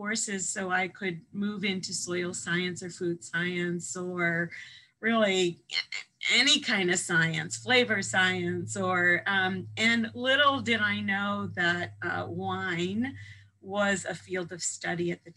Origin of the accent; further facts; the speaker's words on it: Evanston, Illinois, United States; moved away as an adult; also born or lived in Madison, Wisconsin / California; I grew up in the Midwest outside of Chicago, in Evanston, home of Northwestern University